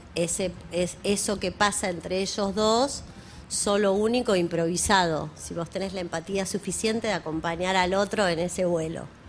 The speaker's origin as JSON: {"language": "Spanish", "country": "Argentina", "said": "somos argentinos"}